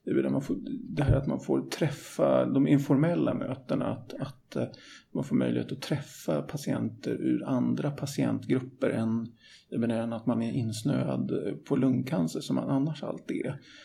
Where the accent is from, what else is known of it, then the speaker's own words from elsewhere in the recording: Stockholm, Stockholm County, Sweden; jag är ju från Stockholm så att jag är uppväxt med svart snö